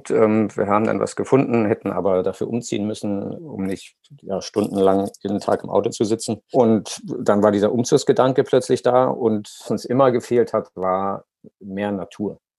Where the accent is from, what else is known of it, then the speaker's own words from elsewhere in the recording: Hamburg, Germany; wir kommen aus Hamburg, dann ist es eh, in den Norden zu fahren, ähm, lag für uns immer sehr nahe